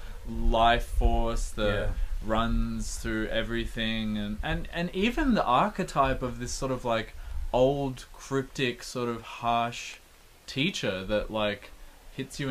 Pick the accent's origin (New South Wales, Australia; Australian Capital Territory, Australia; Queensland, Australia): Australian Capital Territory, Australia; Canberra; growing up in Canberra too